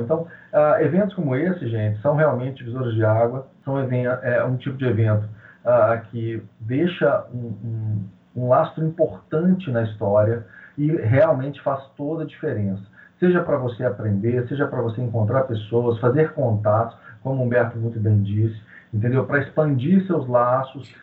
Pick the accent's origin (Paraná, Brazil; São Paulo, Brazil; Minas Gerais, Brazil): Minas Gerais, Brazil; Belo Horizonte; eu sou de Belo Horizonte, Minas Gerais